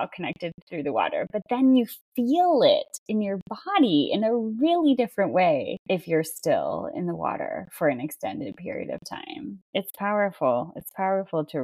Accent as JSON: {"language": "English", "country": "United States", "said": "as an American artist"}